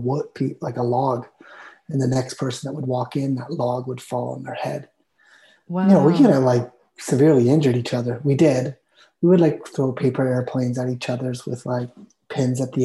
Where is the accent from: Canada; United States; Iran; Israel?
Canada; Armstrong, British Columbia; also born or lived in Vancouver; I was born in Vancouver, and when I was 2 years old, we moved to Armstrong, which is about 500 miles north of Vancouver